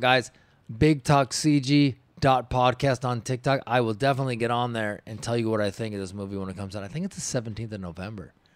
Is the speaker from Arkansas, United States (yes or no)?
no; Washington, United States; I grew up in Washington